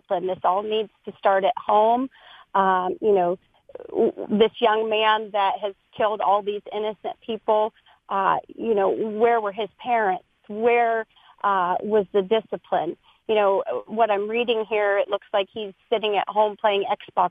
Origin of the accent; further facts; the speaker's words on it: Ohio, United States; I grew up in Ohio